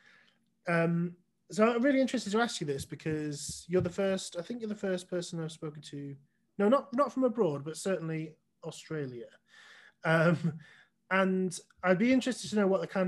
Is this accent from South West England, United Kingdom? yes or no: no; village near Northwich, Cheshire, North West England, United Kingdom; came from a village outside of a town called Northwich, which is in the northwest of England in Cheshire. So I grew up exactly sort of in between Liverpool and Manchester